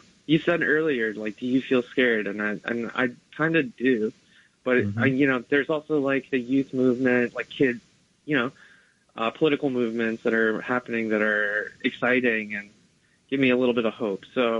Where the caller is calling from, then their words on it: New Jersey, United States; from New Jersey.